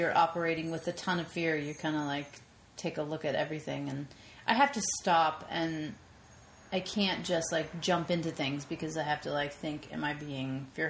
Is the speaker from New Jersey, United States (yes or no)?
yes; Lyndhurst, New Jersey, United States; New Jersey.